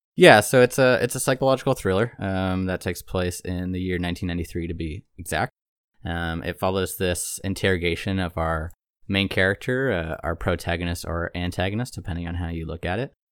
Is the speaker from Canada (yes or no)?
yes; Toronto, Ontario, Canada; moved away; I'm originally from Toronto, Ontario